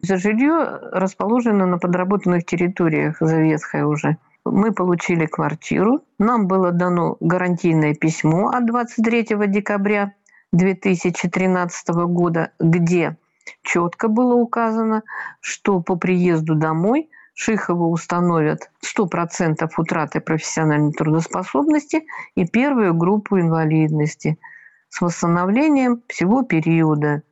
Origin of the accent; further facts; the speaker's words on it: Russia; Я россиянка